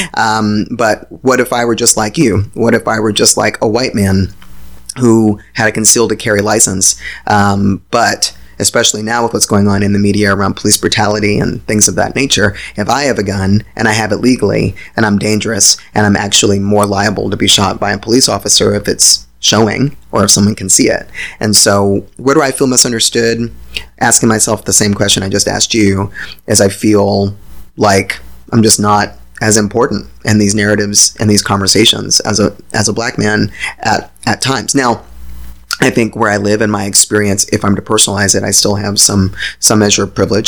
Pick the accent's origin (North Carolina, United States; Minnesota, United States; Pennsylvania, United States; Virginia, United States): Virginia, United States; I grew up in Virginia. I grew up in the country of Virginia